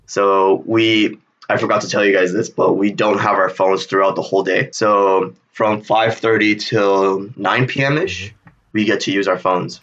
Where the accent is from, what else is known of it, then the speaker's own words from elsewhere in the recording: South Korea; I am from South Korea.